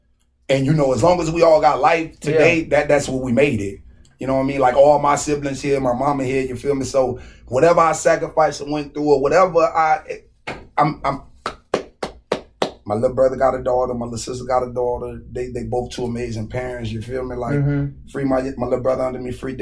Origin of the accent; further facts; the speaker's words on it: Cleveland, Ohio, United States; I'm from Garden Valley Project.